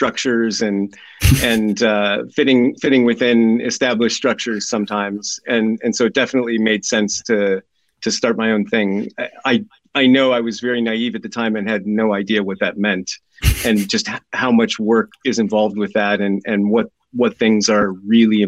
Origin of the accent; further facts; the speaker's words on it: Southern California, United States; moved away as an adult; also born or lived in New York; now in Oxford, United Kingdom; I'm originally from California, grew up and lived most of my life in Southern California